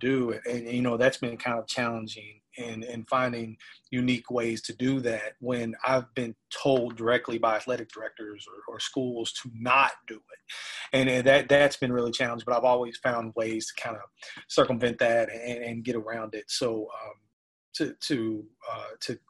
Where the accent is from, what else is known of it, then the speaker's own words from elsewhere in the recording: Memphis, Tennessee, United States; moved away; I'm originally from Memphis, and Memphis is a very poverty-stricken city